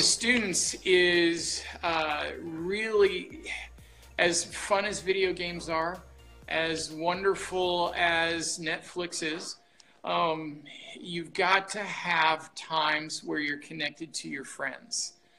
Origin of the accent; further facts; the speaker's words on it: Portland, Oregon, United States; I grew up here in Portland, Oregon